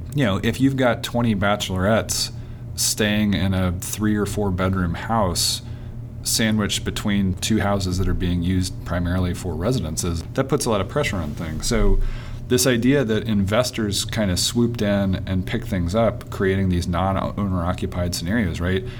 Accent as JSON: {"language": "English", "town": "Nashville", "region": "Tennessee", "country": "United States", "tie": "born or raised there", "said": "I grew up in Nashville"}